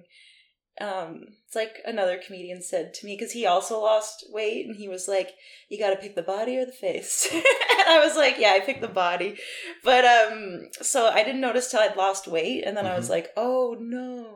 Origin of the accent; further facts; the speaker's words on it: Peace River, Alberta, Canada; moved away as an adult; now in Vancouver, Canada; I'm from Peace River, Alberta